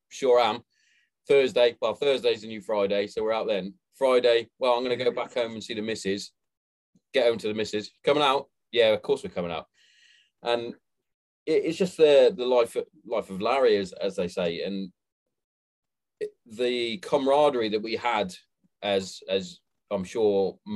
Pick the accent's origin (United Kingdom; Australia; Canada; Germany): United Kingdom; Hereford, West Midlands; now in Kent, United Kingdom; Growing up, I'm from Hereford originally, and the secondary school, high school that I went to, we didn't have a football team